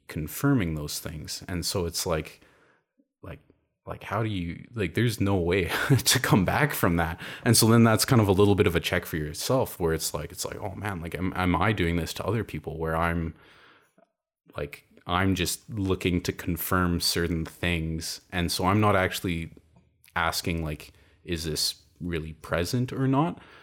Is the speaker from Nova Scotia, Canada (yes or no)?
no; Calgary, Alberta, Canada; it was called the Calgary Science School. I'm from Calgary.